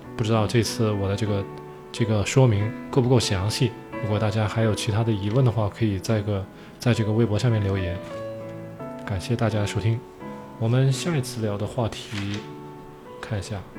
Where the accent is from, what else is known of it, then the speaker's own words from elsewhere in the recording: China; 我们中国人